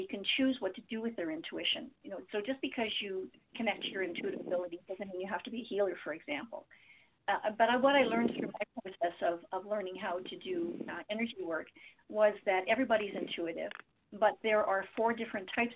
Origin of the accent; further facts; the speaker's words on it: Windsor, Ontario, Canada; I grew up in Windsor